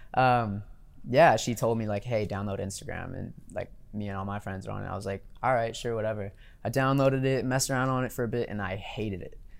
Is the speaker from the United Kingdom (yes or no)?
no; Louisiana, United States; growing up in Louisiana